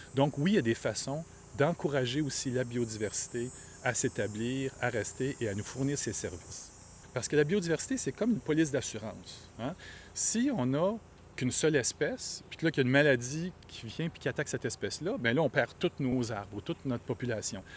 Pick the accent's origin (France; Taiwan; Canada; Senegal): Canada; Montreal, Quebec; Moi, je suis quelqu'un de Rosemont.